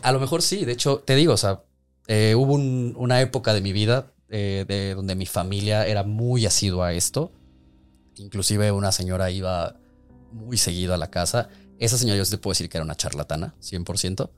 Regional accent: Mexico; como mexicanos nos gusta tanto la muerte

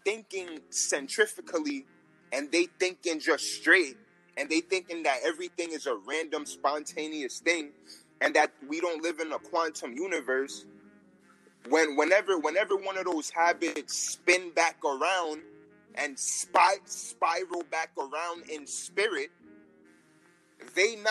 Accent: New York, United States; I'm from New York

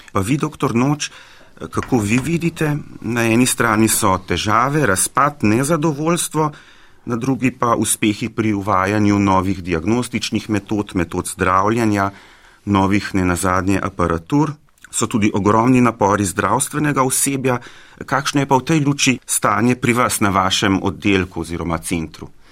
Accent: Slovenia; Slovenci smo bili

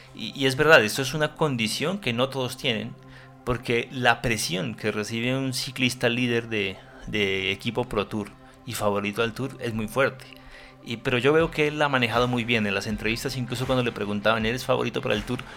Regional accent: Colombia; a los colombianos nos duele como colombianos

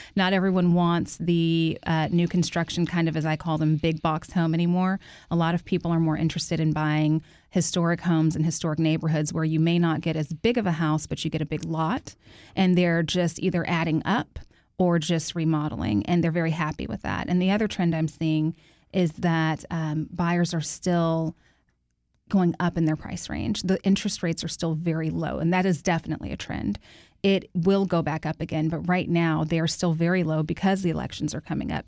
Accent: Houston, Texas, United States; I grew up in Third Ward

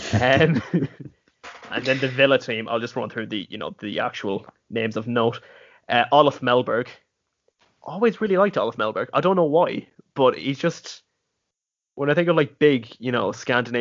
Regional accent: Westport, Connacht, Ireland; I am from the very west of Mayo in a town called Westport

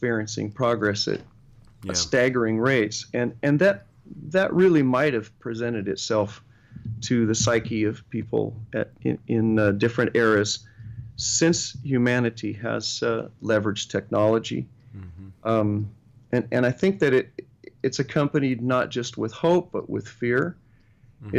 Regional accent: Sacramento, California, United States; growing up in Sacramento

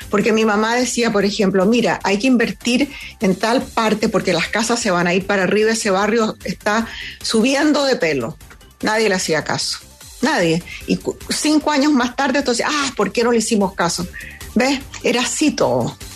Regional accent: Venezuela; moved away as an adult; now in United States; esa fue la época en que me vine de Venezuela a, eh, a vivir a los Estados Unidos, inmigré a los Estados Unidos porque me enamoré de un tipo aquí.

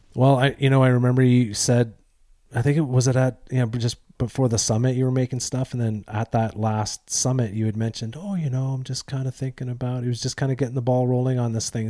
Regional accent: Eastern Canada, Canada; I'm from Eastern Canada

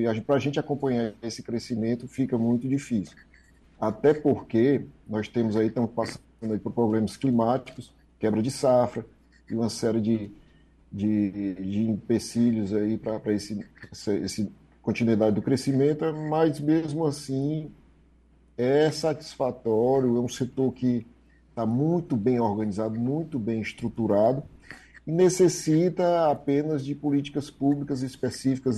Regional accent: Ceará, Brazil; nós somos do Ceará

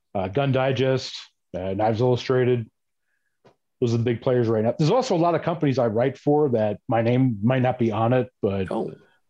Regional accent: New York City, New York, United States; people I grew up with in New York City

